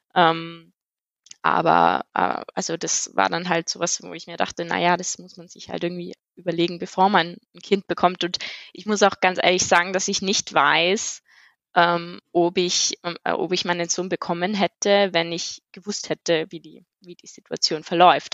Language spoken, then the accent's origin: German; Innsbruck, Tyrol, Austria; moved away as an adult; also born or lived in Bochum, Germany; now in Vienna, Austria; ich komme ursprünglich eigentlich aus Innsbruck, aus Tirol